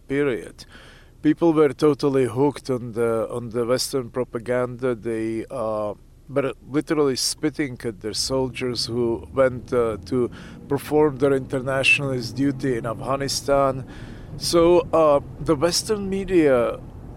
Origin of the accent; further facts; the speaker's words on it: Pilsen, Plzeň Region, Czechia; moved away; also born or lived in Leningrad, Russia; I was born in Leningrad. I lived there for some time as a child, but then I grew up in Czechoslovakia, which used to be Czechoslovakia, and now it's Czech Republic